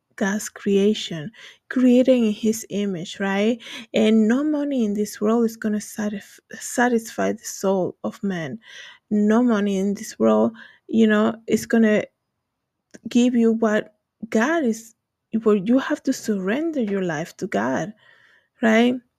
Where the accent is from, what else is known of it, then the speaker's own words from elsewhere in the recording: Dominican Republic; English is a second language; moved away; I'm from the Dominican Republic